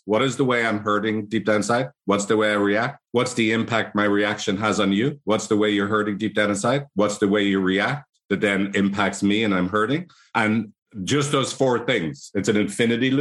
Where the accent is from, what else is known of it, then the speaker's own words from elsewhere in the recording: Ireland; accent: Irish; my annoying Irish accent